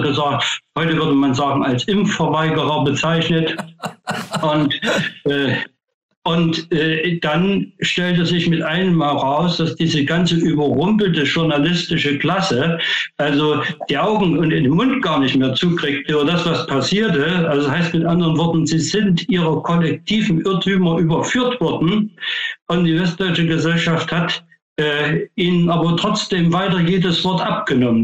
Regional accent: Thuringia, Germany; moved away; also born or lived in Dresden, Saxony; ich komme ja ursprünglich aus Thüringen

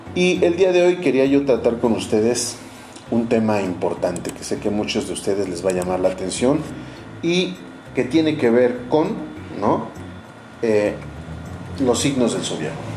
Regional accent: Orizaba, Veracruz, Mexico; mi ciudad natal y en mi país natal, México. Yo les eh, saludo desde Orizaba, Veracruz

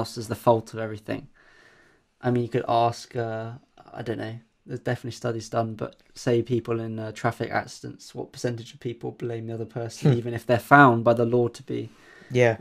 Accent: Romania; moved away; I am from Romania

